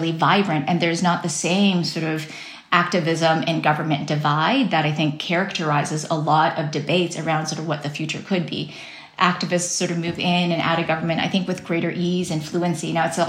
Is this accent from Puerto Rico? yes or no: no; Taiwan; my home country, Taiwan